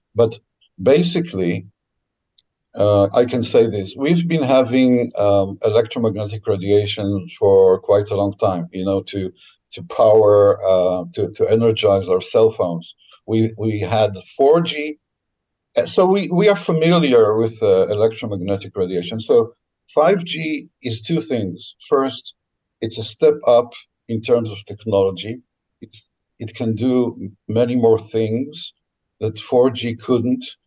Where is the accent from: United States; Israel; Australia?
Israel; I was born in Israel uh, after they came here.